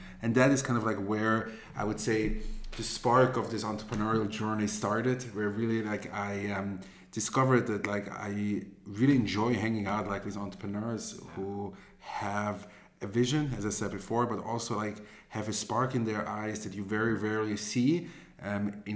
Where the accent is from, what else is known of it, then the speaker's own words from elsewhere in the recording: Zurich, Switzerland; also born or lived in Israel; I grew up here in Zurich. Then after I finished my high school, I moved to Israel